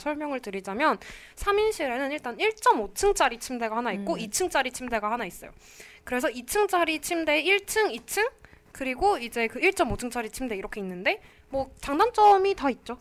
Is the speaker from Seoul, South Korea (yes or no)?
yes; Seoul, South Korea; 저는 본가가 서울이거든요.